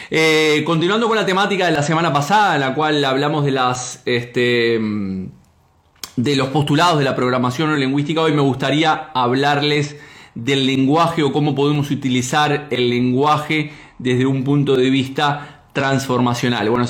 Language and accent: Spanish; Uruguay; Yo soy de Uruguay.